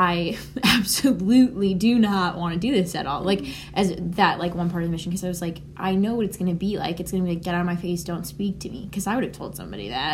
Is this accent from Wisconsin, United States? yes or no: no; Connecticut, United States; also born or lived in New York; I'm originally from Connecticut